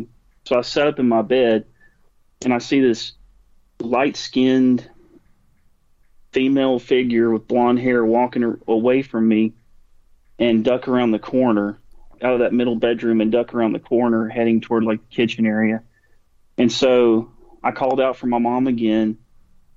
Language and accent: English; Alabama, United States; we're from Alabama